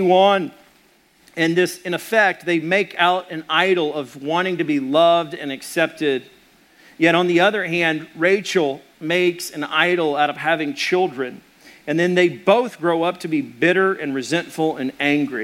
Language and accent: English; Arkansas, United States; I'm from Arkansas